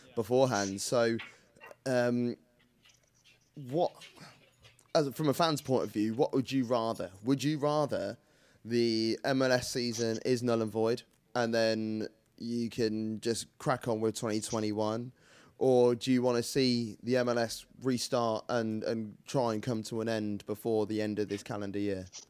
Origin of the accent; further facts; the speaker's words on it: United Kingdom; I'm so British